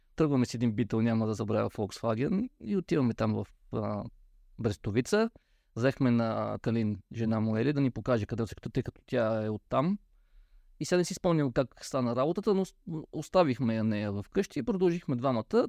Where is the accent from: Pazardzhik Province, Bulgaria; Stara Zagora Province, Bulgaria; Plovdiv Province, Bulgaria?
Pazardzhik Province, Bulgaria; Peshtera; аз съм от Пещера, град с, бих казал, доста дълги традиции в автомобилния спорт